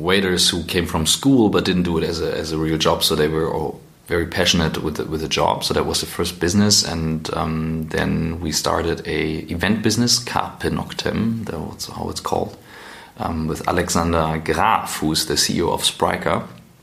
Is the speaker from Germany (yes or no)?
yes; Kiel, Schleswig-Holstein, Germany; moved away as an adult; also born or lived in St. Gallen; I'm from Kiel originally.